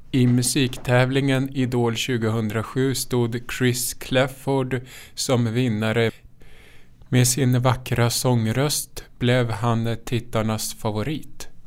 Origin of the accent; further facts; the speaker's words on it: Lindesberg, Örebro County, Sweden; Det första betalda framträdandet gjorde jag vid 19 års ålder. Det var i parken hemma i Lindesberg tillsammans med en kompis.